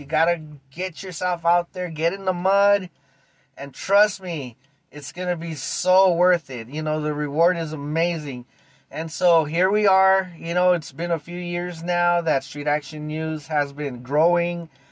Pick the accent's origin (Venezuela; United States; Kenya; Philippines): United States; East Los Angeles, California; I was born and raised in East LA 1975